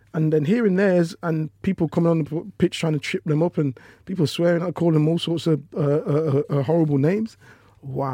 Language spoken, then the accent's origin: English; Leicester, East Midlands, United Kingdom; I'm from Leicester